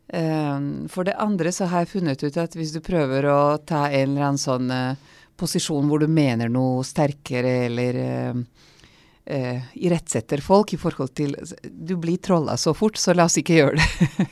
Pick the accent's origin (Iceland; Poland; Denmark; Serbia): Serbia; first language Vlach; Norwegian is a second language; moved away as an adult; now in Norway; jeg vokste opp som ungarsk minoritet i gamle Titos Jugoslavia, i den delen som er Serbia i dag